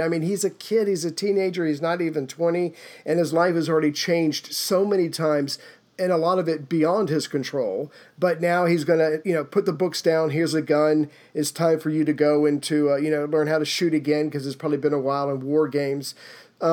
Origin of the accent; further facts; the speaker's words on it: South Carolina, United States; I'm from South Carolina, right next to it, and we didn't even own winter coats.